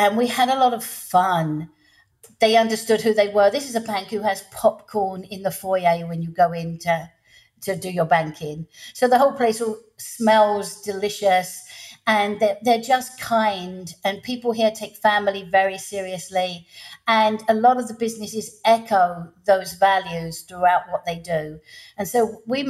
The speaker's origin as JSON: {"language": "English", "region": "England", "country": "United Kingdom", "moved": "as an adult", "lives_now": "Louisiana, United States", "said": "I'm English, living in the States"}